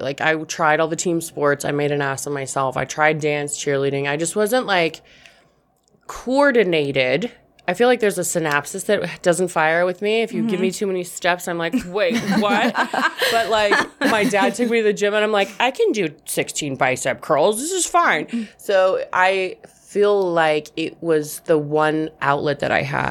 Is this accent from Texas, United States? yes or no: no; Boise, Idaho, United States; also born or lived in Los Angeles; now in Denver, United States; I'm from Boise, Idaho originally